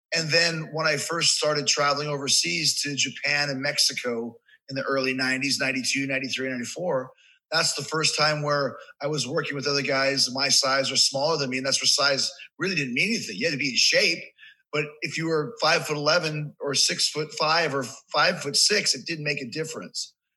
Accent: Winnipeg, Manitoba, Canada; moved away as an adult; also born or lived in Manhasset, Long Island, New York; now in United States; I grew up in Canada, so I consider myself Canadian. I lived there for like 20 years.

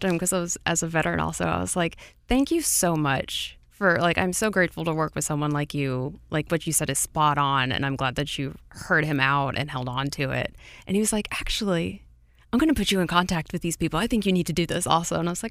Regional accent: Virginia, United States; born there; I was born right outside of Quantico.

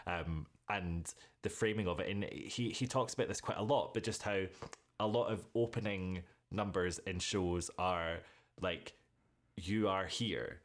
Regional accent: United Kingdom; being British

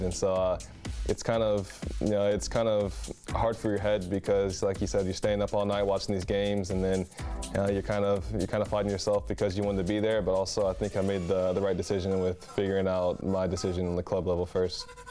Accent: United States; now in Europe

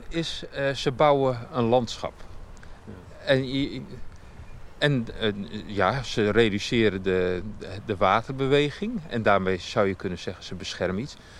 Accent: Netherlands; als Nederlander

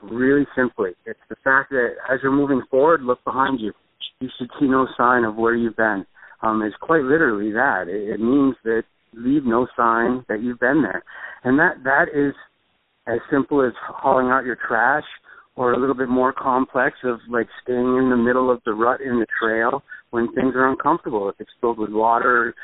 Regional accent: New Hampshire, United States; I was born and raised in New Hampshire

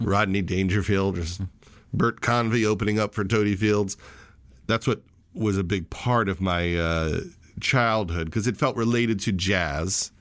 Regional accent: Syosset, New York, United States; also born or lived in Flushing, Queens, New York; I was born in Flushing, New York, in Queens, but lived in the Syosset Woodbury area of Long Island

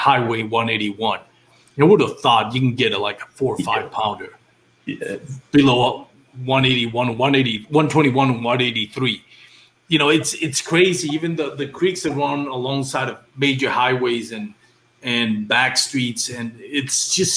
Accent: Puerto Rico; moved away; I grew up in Puerto Rico

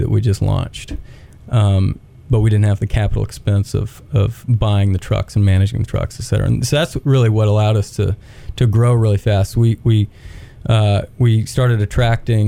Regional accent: Knoxville, Tennessee, United States; moved away as an adult; also born or lived in Texas / Auburn, Alabama / Birmingham, Alabama; now in Chattanooga, United States; I grew up in Knoxville, actually. I was born in Texas and then moved to Knoxville, Tennessee, pretty early on

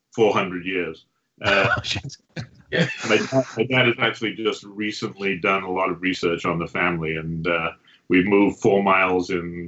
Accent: Sheffield, Yorkshire and the Humber, United Kingdom; now in Long Island, United States; I'm the dad, and I grew up in Sheffield.

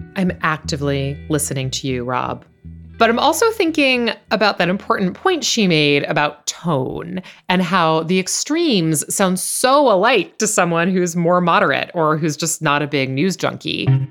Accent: New York, United States; I think of myself as a New Yorker

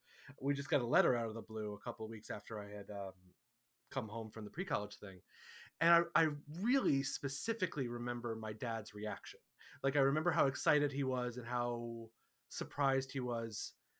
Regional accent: New York, United States; I have always been very proud to say I'm a New Yorker. I'm from New York. That is a big part of my kind of chosen identity.

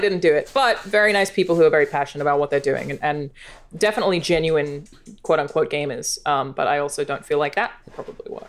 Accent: Australia; moved away; As an Australian

